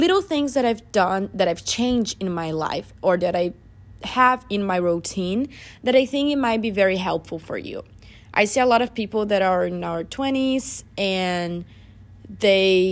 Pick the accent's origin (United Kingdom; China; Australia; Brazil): Brazil; now in United States; My family and I, we don't really celebrate it because we are from Brazil